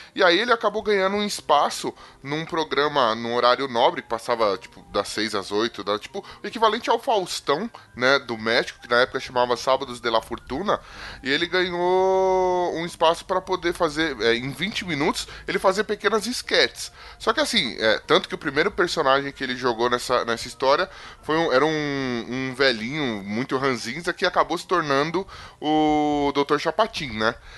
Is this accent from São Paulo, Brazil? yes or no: yes; São Paulo, Brazil; eu sou da Z L